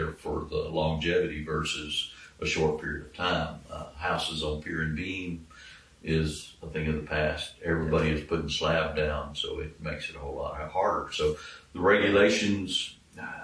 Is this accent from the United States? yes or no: yes; Taylor, United States; when I grew up in Taylor